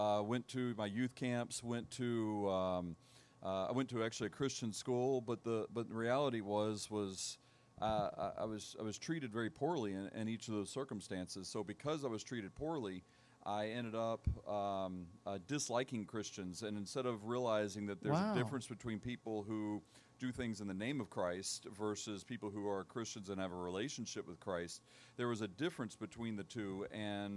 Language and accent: English; Tennessee, United States; also born or lived in Charleston, South Carolina; I was born in Charleston, South Carolina, but I moved here when I was one. So for all practical purposes, I'm a Tennessean.